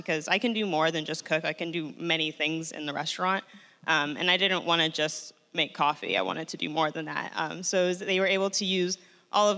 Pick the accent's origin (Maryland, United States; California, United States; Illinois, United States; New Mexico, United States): Illinois, United States; Chicago; also born or lived in Mexico City; I'm a Chicago native, so I'm, like, from here